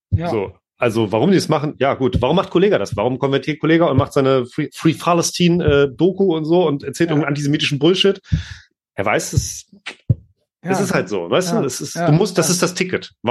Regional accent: Israel; ich komme aus Israel, kommt, das heißt Palästin, Palästin.

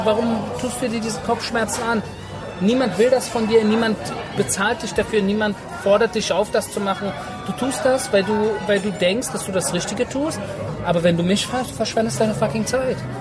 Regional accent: Germany; first language German; moved away as an adult; now in Israel; weil ich bin in Deutschland geboren, ich bin in Deutschland aufgewachsen, ich habe in Deutschland mein Abitur gemacht

